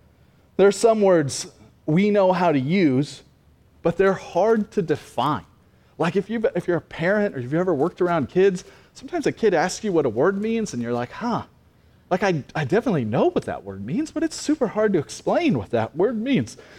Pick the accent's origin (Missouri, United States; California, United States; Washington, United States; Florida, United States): Missouri, United States; Cassville; also born or lived in Oklahoma; I graduated from Cassville High School